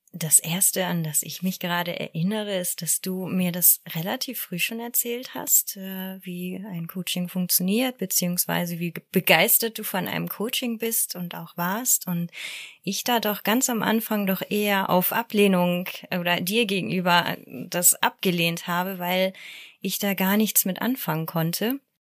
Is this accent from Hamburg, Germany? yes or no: yes; Hamburg, Germany; Ich komme aus Hamburg.